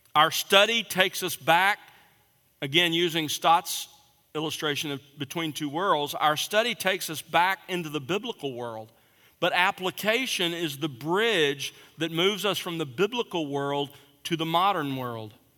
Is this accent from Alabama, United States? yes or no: yes; South Alabama, United States; I grew up in South Alabama